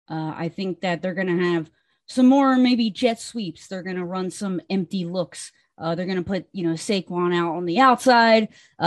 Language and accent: English; New Jersey, United States; Honestly, I grew up in Jersey, so I have a lot of history and I know a lot about the NFC East.